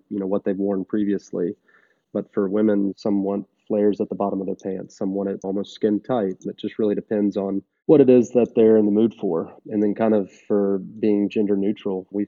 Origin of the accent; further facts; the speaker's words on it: Nashville, Tennessee, United States; I was from Nashville, born and raised